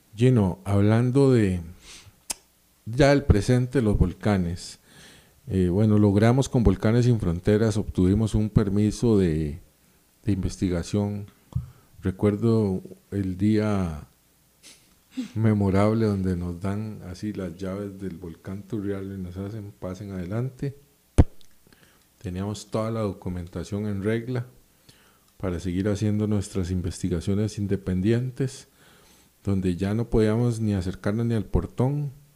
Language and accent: Spanish; Costa Rica; como somos los ticos